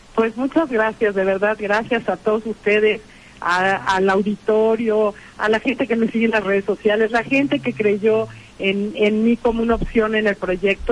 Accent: Puebla, Mexico; como mujer, como poblana

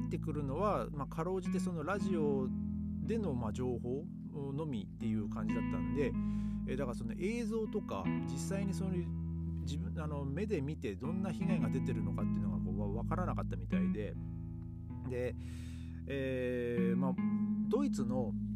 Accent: Tohoku, Japan; moved away; 僕の地元というか、まあ、東北

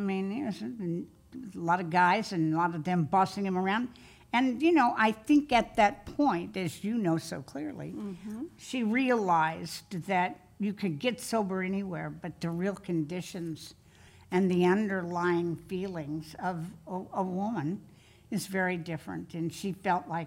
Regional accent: Kansas, United States; now in California, United States; I was born and raised in Kansas

